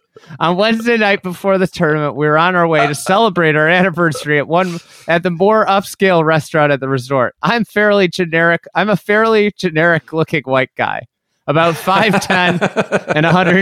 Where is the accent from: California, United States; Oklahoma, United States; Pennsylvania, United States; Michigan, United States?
Oklahoma, United States; Tulsa; Keep in mind, we are from Tulsa.